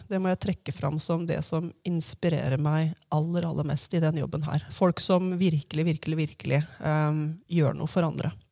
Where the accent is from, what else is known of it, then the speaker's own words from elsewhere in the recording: Hamar, Innlandet, Norway; da jeg vokste opp her på Hamar, på Riddaby, og begynte å skjønne at jeg var skeiv